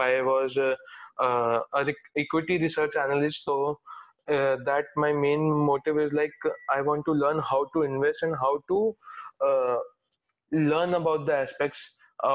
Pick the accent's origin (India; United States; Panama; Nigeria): India; Delhi; I'm like from Delhi itself